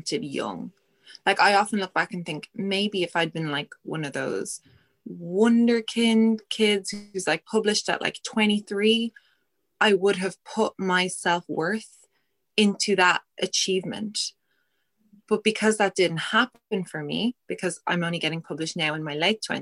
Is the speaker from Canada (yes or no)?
no; Ireland; we're Irish